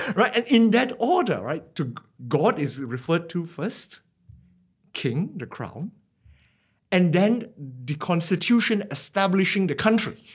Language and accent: English; Penang, Malaysia; moved away as an adult; now in Australia; I grew up in Penang, a tropical island in the northern region of Malaysia. So I did my schooling there.